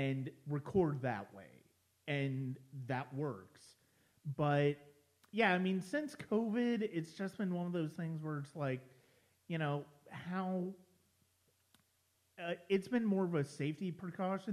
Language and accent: English; Ohio, United States; moved away; I'm formerly from Ohio